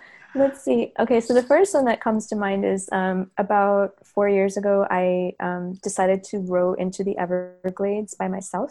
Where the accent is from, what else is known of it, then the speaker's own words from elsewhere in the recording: Hyderabad, Sindh, Pakistan; Another one was being in Pakistan, actually, probably by myself in 2014. So I'm from Hyderabad, but I came to, record and document in the Dargahs